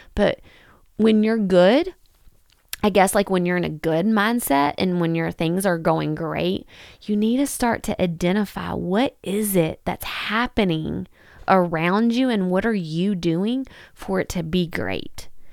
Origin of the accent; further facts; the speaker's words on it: Kentucky, United States; in Kentucky, in my hometown